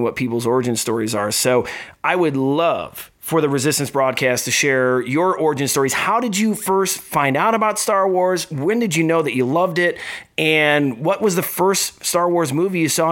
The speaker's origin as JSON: {"language": "English", "region": "Midwest", "country": "United States", "said": "we're all from the Midwest"}